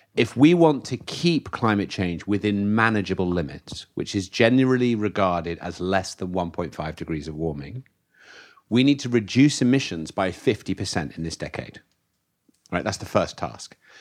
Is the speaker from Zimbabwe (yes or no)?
no; United Kingdom; I come from the UK, the birthplace of the Industrial Revolution.